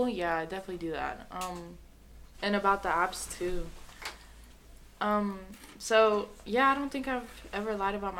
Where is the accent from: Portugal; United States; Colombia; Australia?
Colombia; moved away; I'm from Colombia